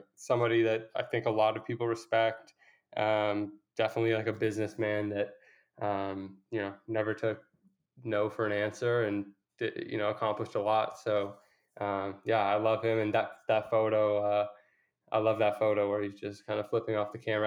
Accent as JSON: {"language": "English", "town": "Toronto", "region": "Ontario", "country": "Canada", "said": "I was from Toronto"}